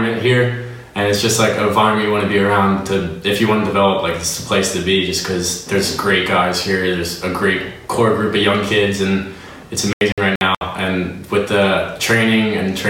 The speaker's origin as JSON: {"language": "English", "area": "Delaware", "region": "New Jersey", "country": "United States", "also_born_or_lived": "Penn State, Pennsylvania", "moved": "as an adult", "lives_now": "Helsingør, Denmark", "said": "I'm from Delaware, New Jersey"}